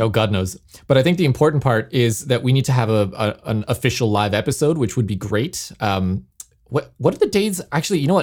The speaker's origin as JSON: {"language": "English", "town": "Toronto", "region": "Ontario", "country": "Canada", "tie": "born or raised there", "moved": "yes", "said": "my hometown of Toronto"}